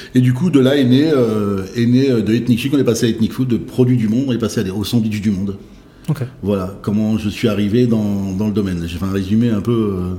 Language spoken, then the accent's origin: French; Saint-Brieuc, Brittany, France; now in Rennes, France; né à Saint-Brieuc en, le 6 novembre